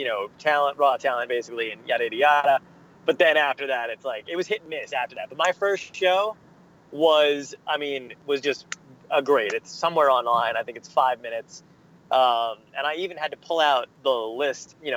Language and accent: English; New Jersey, United States; also born or lived in Brooklyn, New York / Arizona; I was raised primarily in New Jersey